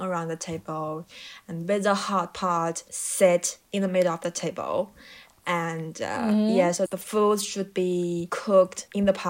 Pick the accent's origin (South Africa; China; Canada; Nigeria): China; Heilongjiang; moved away; I'm currently staying in my hometown, and my hometown is in the northmost province of China.